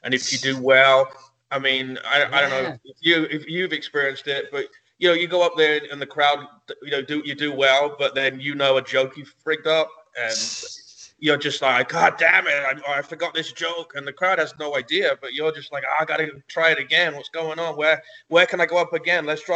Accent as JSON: {"language": "English", "region": "England", "country": "United Kingdom", "tie": "born or raised there", "moved": "as an adult", "lives_now": "United States", "said": "I grew up in England and I lived there until I was 22."}